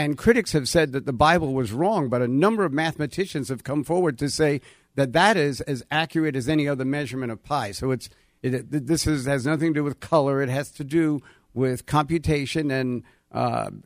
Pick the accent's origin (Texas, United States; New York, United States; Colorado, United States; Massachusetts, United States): New York, United States; Hempstead; my mom found this district in Hempstead, Long Island. And I grew up in Long Island.